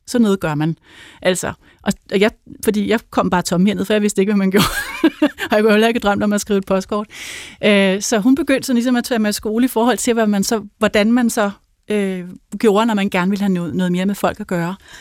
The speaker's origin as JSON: {"language": "Danish", "town": "Helsinge", "region": "Capital Region of Denmark", "country": "Denmark", "tie": "born or raised there", "said": "jeg kommer fra, øh, fra Helsinge, hvor jeg er vokset op"}